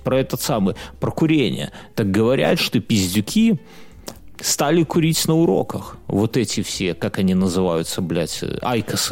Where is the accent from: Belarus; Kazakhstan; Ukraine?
Belarus; все мы же белорусы